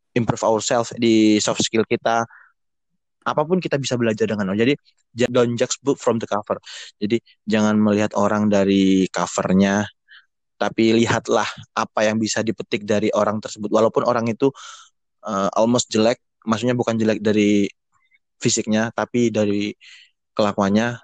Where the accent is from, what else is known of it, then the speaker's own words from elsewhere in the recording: Surabaya, East Java, Indonesia; saya dari Surabaya, asli Surabaya